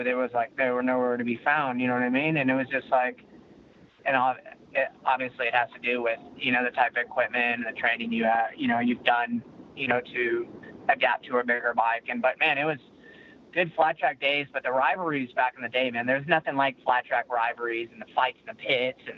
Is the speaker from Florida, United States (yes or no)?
no; Lodi, California, United States; moved away as an adult; also born or lived in Atlanta, Georgia / Madison, Wisconsin; I'm only 5 minutes away from where I started racing in a Lodi Cycle Bowl